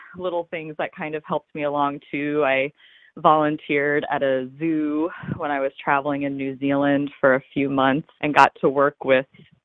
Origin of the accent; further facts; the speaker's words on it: Ohio, Kentucky near Cincinnati, United States; I grew up in Kentucky near Cincinnati, Ohio